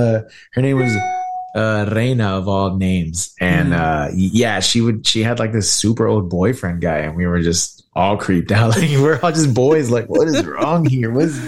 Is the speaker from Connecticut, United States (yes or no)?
no; Houston, Texas, United States; I'm from Houston. Yeah. I mean, yeah, seriously, from the fucking city.